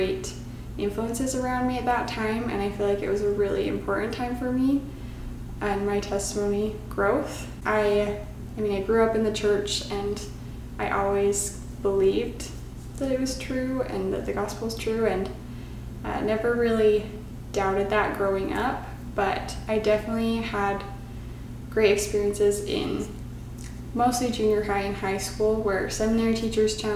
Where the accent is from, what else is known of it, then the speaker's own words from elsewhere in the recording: Kaysville, Utah, United States; I grew up in Utah, so I was born in around Kaysville, Utah, and that's where I grew up until I went to BYU for college.